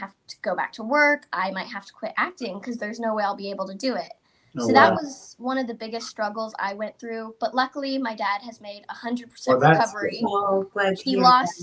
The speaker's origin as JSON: {"language": "English", "region": "Texas", "country": "United States", "said": "I'm from Texas"}